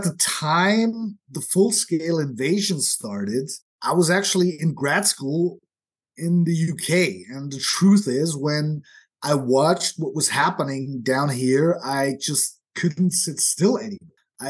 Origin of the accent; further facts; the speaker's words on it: Austria; moved away as an adult; also born or lived in United States / United Kingdom; now in Odessa, Ukraine; I was born and bred in Austria, and I had a career there as a reporter and then as the founder and the publisher of a monthly. But I actually spent most of my adult life in the U.S.